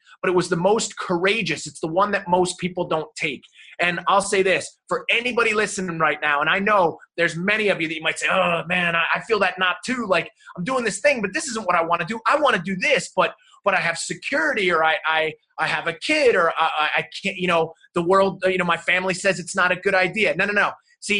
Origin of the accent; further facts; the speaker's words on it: New Jersey, United States; moved away; also born or lived in South Carolina; And that all started in New Jersey, you know, not far outside of New York City. That's where I grew up.